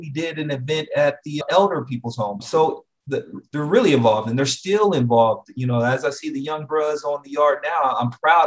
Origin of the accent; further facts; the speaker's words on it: Anchorage, Alaska, United States; moved away as an adult; also born or lived in Atlanta, Georgia; now in Dallas-Fort Worth, United States; I'm originally from Anchorage, Alaska, born and raised. I lived there for 18 years.